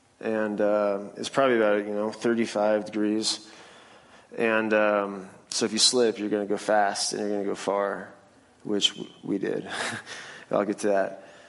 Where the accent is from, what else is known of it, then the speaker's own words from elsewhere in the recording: Phoenix, Arizona, United States; also born or lived in Pacific Northwest; I was born in the Pacific Northwest, and real outdoorsy family. My father and I had a lot of experiences in the outdoors. But I was an athlete. We moved to Phoenix, and I went to Brophy, which is a Catholic high school in Phoenix.